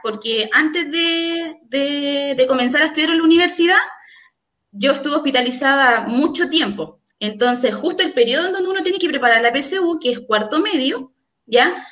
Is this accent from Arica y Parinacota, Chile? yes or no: no; Puente Alto, Santiago Metropolitan Region, Chile; now in Talagante, Chile; nací en Puente Alto. No, no, no tengo por qué mentir en dónde nací, ¿ya? Luego me vine a vivir, a Talagante hace aproximadamente 10 años